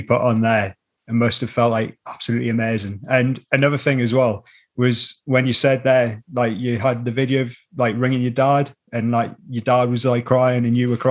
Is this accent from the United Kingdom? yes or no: yes; just below Scotland, North East England, United Kingdom; accent: Geordie; we're from just below Scotland, so we're in England